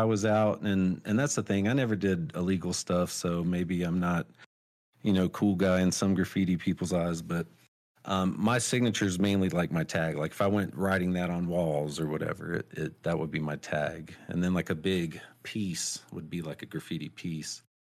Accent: North Carolina, United States; moved away; also born or lived in Albuquerque, New Mexico; growing up in North Carolina

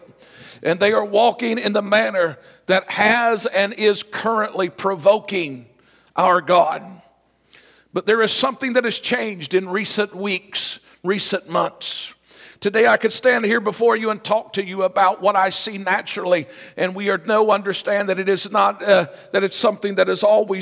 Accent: United States; I am proud to be an American

